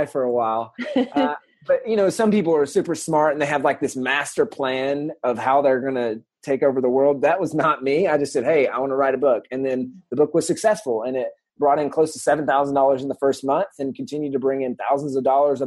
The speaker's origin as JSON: {"language": "English", "region": "the South", "country": "United States", "said": "I'm from the South."}